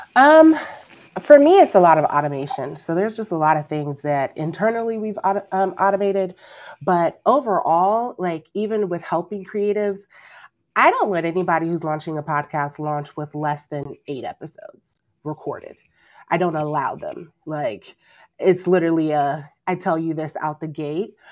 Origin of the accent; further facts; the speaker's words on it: Nigeria; I'm Nigerian